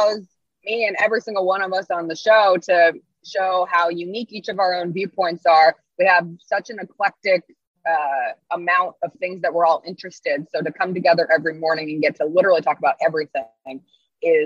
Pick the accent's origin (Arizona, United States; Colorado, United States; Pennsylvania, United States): Colorado, United States; Denver; moved away; also born or lived in Washington; I grew up in Denver